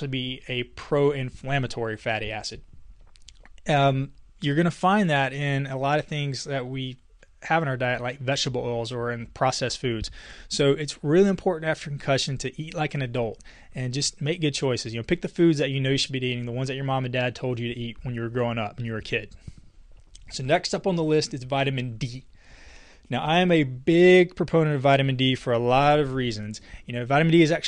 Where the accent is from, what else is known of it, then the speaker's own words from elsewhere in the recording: Casey, South Carolina, United States; my hometown in Casey, South Carolina